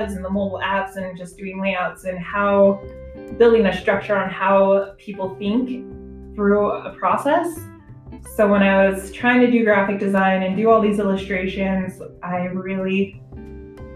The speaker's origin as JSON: {"language": "English", "town": "Provo", "region": "Utah", "country": "United States", "tie": "born or raised there", "said": "I'm from Utah. I was born in Provo, raised in Provo"}